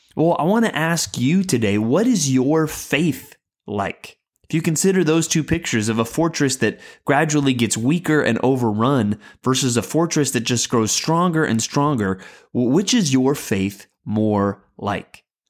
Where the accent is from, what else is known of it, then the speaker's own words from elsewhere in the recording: San Antonio, Texas, United States; I grew up in San Antonio, Texas, famously the home of the Alamo